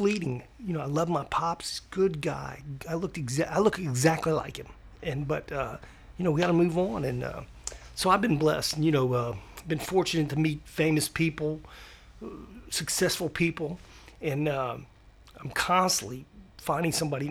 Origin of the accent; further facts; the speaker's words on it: Sanford, United States; I was born in Sanford.